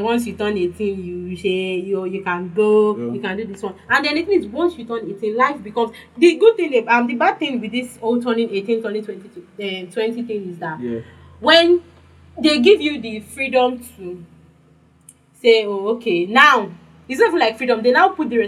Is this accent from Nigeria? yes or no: yes; Nigeria; Growing up in Nigeria